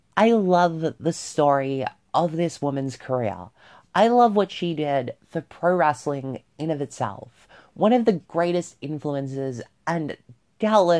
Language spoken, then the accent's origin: English; Australia; born or raised there